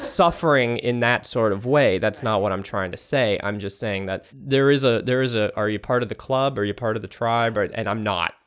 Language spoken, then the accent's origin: English; East Bay, San Francisco Bay Area, California, United States; moved away as an adult; also born or lived in Australia; now in Brooklyn, United States; I'm from California originally. I'm from the San Francisco Bay Area, the East Bay, the Berkeley, Oakland Hills